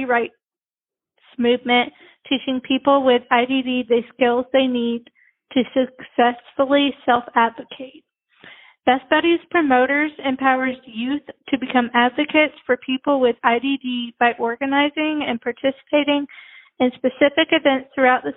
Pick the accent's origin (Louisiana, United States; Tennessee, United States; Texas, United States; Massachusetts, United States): Tennessee, United States; Nashville; also born or lived in Brentwood, Tennessee; I was born in Nashville. So I've lived in Nashville. I've lived in Brentwood like my whole life.